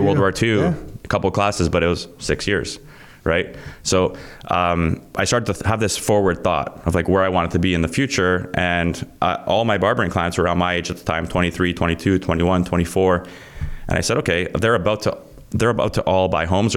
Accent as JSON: {"language": "English", "town": "Vaughan", "region": "Ontario", "country": "Canada", "tie": "born or raised there", "said": "I grew up in Vaughan. So I'm in an area where all my friends had these homes, and we lived in a basement apartment."}